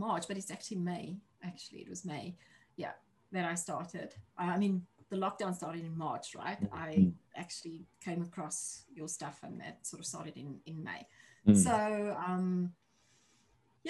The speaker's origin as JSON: {"language": "English", "country": "South Africa", "moved": "as an adult", "lives_now": "New Zealand", "said": "I'm originally from South Africa, as you can hear from my accent. I'm currently living in New Zealand. I've been here for 3 years"}